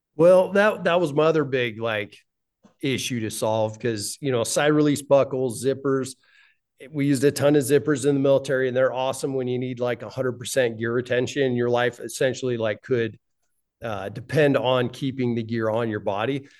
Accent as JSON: {"language": "English", "region": "Wyoming", "country": "United States", "tie": "born or raised there", "said": "Both my wife and I were born and raised in Wyoming."}